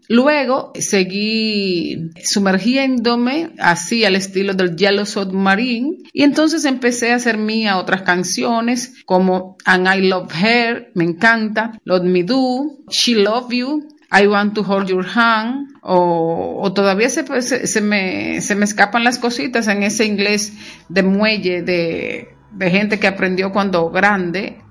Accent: Monte Plata, Dominican Republic; soy de Monte Plata y que Monte Plata, en la época en que yo crecía, no se cantaba en inglés

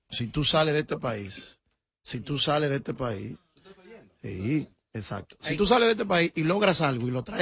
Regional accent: New York, United States; soy de Nueva York también

